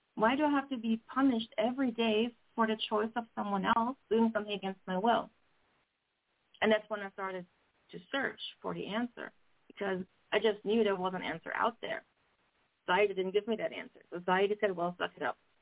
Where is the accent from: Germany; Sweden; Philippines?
Germany; moved away as an adult; now in Canada; I was born and raised in Germany and came to Canada when I was 30.